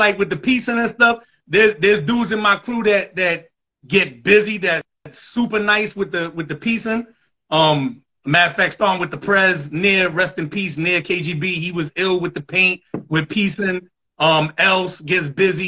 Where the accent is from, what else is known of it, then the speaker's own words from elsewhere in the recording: New York City, New York, United States; I'm from the Southwest section, the Concourse, 170, Elliott, Marcy, Walton, Townsend, Wythe Place